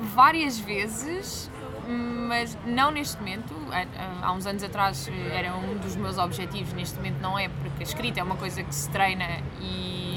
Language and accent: Portuguese; Algarve, Portugal; eu sou acima de tudo algarvia, é algo okay. que me define muito, o sítio de onde venho